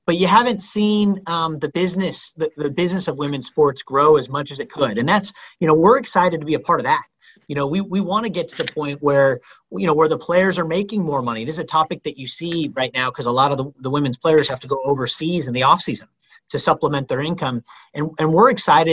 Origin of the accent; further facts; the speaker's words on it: the Bay Area, California, United States; I grew up in the Bay, you know, going to Warriors games